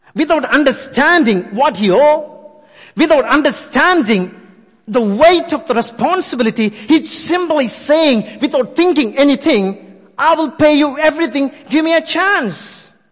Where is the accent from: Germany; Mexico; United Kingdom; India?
India; moved away; I born and brought up in India.